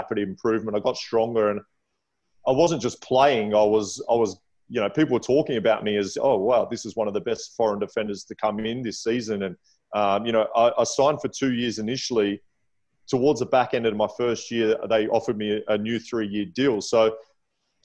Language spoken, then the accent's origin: English; Adelaide, South Australia, Australia; also born or lived in England; I'm from Adelaide, well, I was born in England, but I'm from Adelaide.